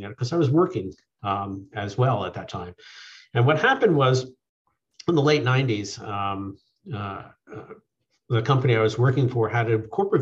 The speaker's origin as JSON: {"language": "English", "area": "Long Island", "region": "New York", "country": "United States", "tie": "born or raised there", "also_born_or_lived": "California", "moved": "as an adult", "said": "I grew up on Long Island. Went to high school out in Suffolk County."}